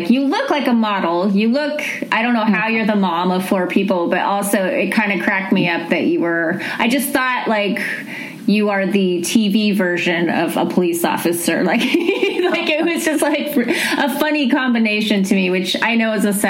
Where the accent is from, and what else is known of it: Bakersfield, California, United States; born or raised there